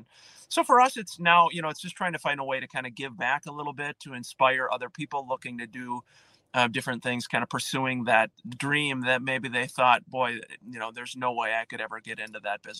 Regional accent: New Prague, Minnesota, United States; We had great bands growing up in New Prague.

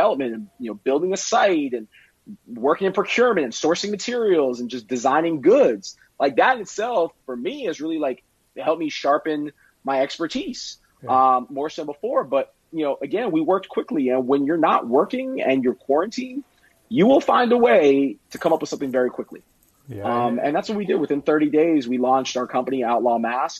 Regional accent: Miami, Florida, United States; I'm from Miami

